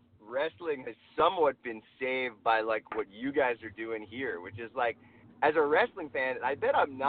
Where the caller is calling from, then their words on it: Los Angeles, California, United States; Los Angeles.